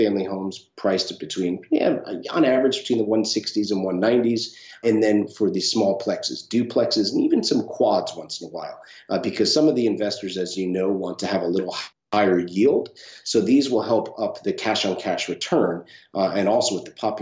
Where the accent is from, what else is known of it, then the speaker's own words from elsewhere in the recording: Northeast, United States; also born or lived in California; now in St. Augustine, United States; where I grew up in the Northeast, it was normally a three-month short-term rental market